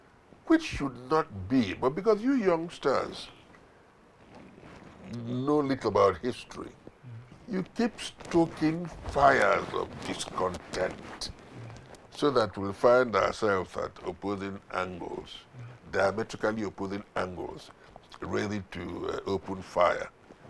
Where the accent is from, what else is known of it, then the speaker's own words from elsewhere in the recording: Nigeria; We are Nigerians, right? I'm a Nigerian. We're all Nigerians.